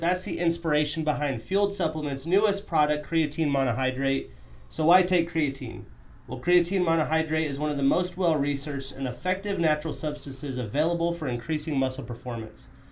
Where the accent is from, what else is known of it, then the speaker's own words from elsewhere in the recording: Wyoming, United States; now in Montana, United States; I wasn't born and raised in the res. I grew up in Wyoming, oil field area